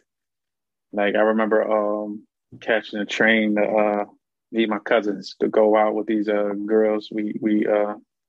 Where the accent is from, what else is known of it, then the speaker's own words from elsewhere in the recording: Philadelphia, Pennsylvania, United States; Born and raised in the North